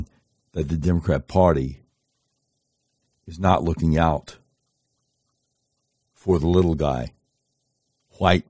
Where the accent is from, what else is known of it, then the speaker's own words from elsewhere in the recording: the South, United States; growing up in the South